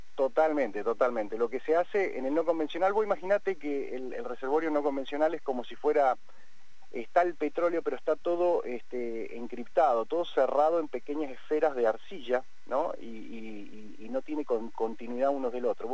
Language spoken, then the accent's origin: Spanish; Argentina; nacimos acá, eh, dos en Chipoletti, dos en, en Vista Alegre, y este, nos, asociamos después de un tiempo, pero nosotros nacimos, estudiamos, crecimos